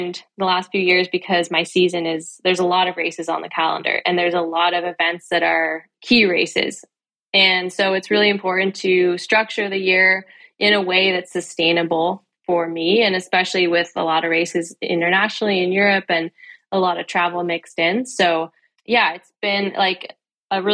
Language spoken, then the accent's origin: English; California, United States; moved away as an adult; also born or lived in Durango, Colorado; I came from California